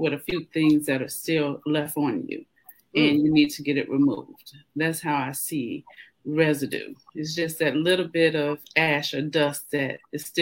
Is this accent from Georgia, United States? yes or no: yes; Georgia, United States; I'm a native of Georgia, born and raised, and raised my kids here